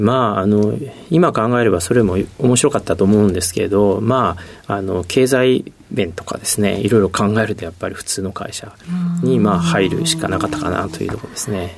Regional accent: Kawachi, Osaka, Japan; 大阪のですね、河内というところで生まれました。

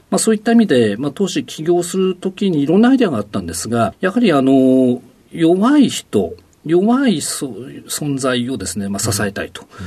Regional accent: Odate, Akita, Japan; 秋田県大館市

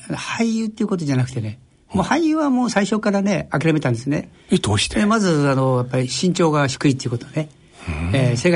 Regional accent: Tokyo, Japan; also born or lived in Itabashi, Tokyo; 板橋が私の出生地になってるんですね。はい。でも少年時代はですね、うん、あの下町の三河島っていう荒川区、うん、そこに暮らしておりましたけども、

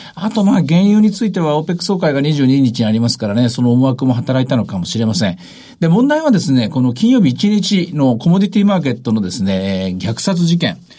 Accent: northern Osaka Prefecture, Japan; moved away; 自分の実家のあるところ

